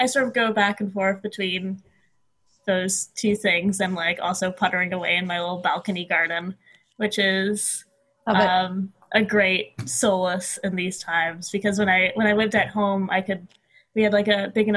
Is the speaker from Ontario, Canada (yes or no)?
yes; Ottawa, Ontario, Canada; moved away as an adult; now in Montreal, Canada; I was born in Ottawa, but I've lived in Montreal for the past 6-ish years now